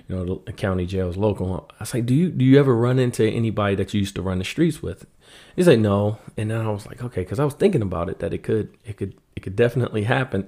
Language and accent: English; Washington, District of Columbia, United States; moved away as an adult; now in Grand Rapids, United States; I grew up in Washington, D C